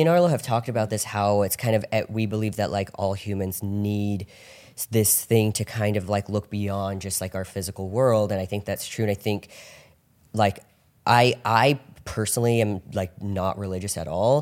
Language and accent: English; Orange County, California, United States; I grew up in Orange County